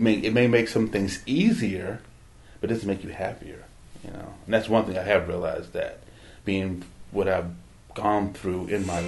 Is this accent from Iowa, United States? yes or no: no; Berkeley, California, United States; I was born in Berkeley